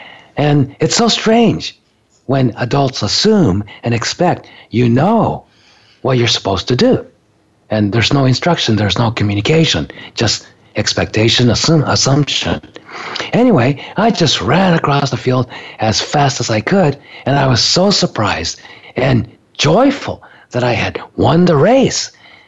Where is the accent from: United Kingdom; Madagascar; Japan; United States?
Japan; You know, I grew up in Japan, but I was raised in an American school on a military base.